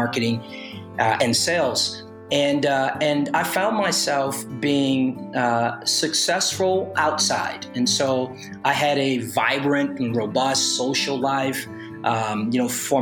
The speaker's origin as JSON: {"language": "English", "town": "Los Angeles", "region": "California", "country": "United States", "tie": "born or raised there", "also_born_or_lived": "Oakland, California", "said": "I was born in Oakland, California, but was raised in Los Angeles"}